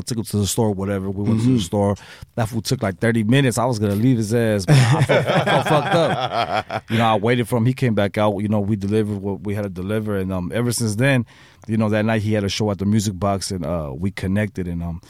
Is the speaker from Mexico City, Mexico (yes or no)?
no; Guadalajara, Jalisco, Mexico; Yeah, I'm from, yep, we're from Guadalajara, mm-hmm. But my family resides in Tijuana